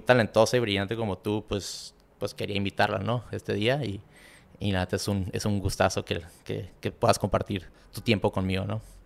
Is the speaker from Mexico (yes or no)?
yes; Tijuana, Baja California, Mexico; moved away as an adult; Nos regresamos a, a donde crecimos otra vez en Tijuana.